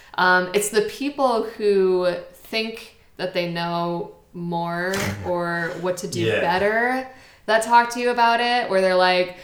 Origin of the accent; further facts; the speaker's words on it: United States; okay, well, I'm still American.